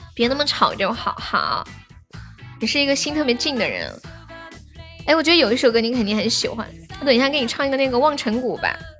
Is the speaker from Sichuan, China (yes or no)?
yes; Nanchong, Sichuan, China; 我是南充的